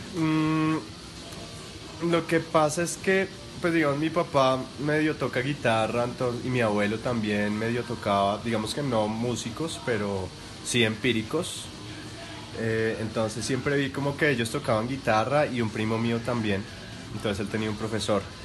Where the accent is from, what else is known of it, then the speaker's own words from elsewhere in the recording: Colombia; yo soy colombiano.